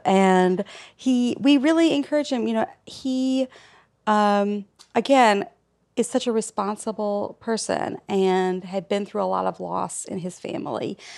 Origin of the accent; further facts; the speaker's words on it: Alabama, United States; moved away; We are from Alabama